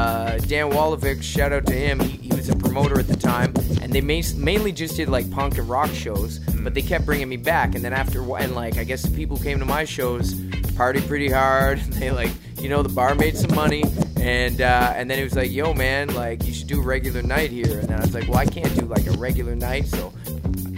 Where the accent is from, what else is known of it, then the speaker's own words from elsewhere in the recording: Halifax, Nova Scotia, Canada; first language English; moved away; also born or lived in Toronto; I grew up in Halifax